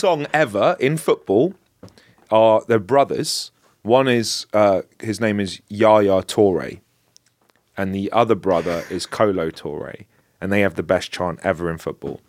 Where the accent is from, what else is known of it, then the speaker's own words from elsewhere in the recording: London, United Kingdom; I'm from Northwest London